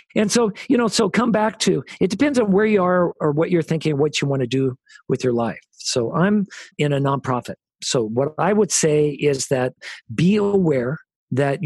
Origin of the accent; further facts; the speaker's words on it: United States; We're from America